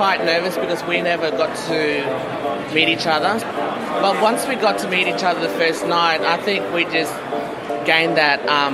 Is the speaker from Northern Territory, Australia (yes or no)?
yes; Wurrumiyanga, Bathurst Island, Northern Territory, Australia; I'm actually from Wuyu community. Formerly, it's known now, Wudumyanga, so Bathurst Island